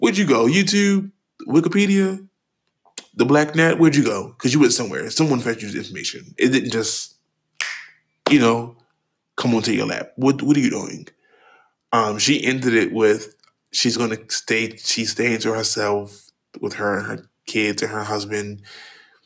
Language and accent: English; Trinidad & Tobago; the Trinidad Festival, my home country